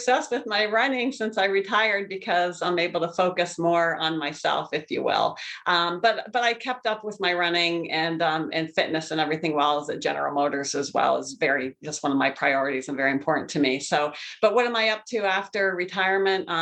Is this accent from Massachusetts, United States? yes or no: no; Pennsylvania, United States; moved away as an adult; also born or lived in Columbus, Ohio / Cincinnati, Ohio; now in Michigan, United States; I grew up in Pennsylvania. So I currently live in Michigan, but grew up in Pennsylvania